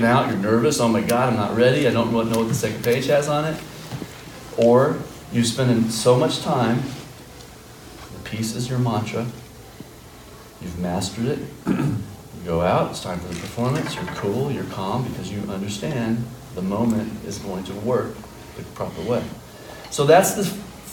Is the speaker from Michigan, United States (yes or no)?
no; Fort Worth, Texas, United States; moved away as an adult; now in Chicago, United States; I'm from Fort Worth. I've lived in Chicago for the last 17 years